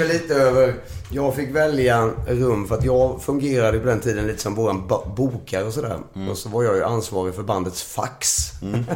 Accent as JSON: {"language": "Swedish", "town": "Nässjö", "region": "Jönköping County", "country": "Sweden", "moved": "as an adult", "lives_now": "Stockholm, Sweden", "said": "vi flyttade till Stockholm från Nässjö"}